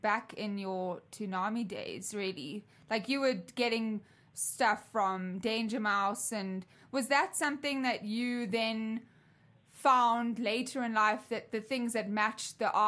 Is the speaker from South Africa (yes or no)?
yes; South Africa; I grew up in South Africa